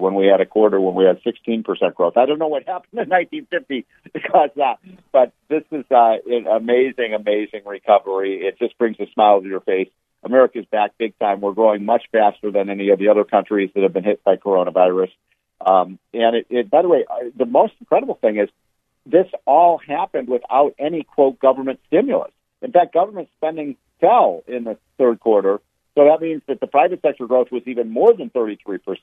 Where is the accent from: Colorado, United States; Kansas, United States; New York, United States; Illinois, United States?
Illinois, United States; Chicago; moved away; I was in Chicago a couple days ago, which is my hometown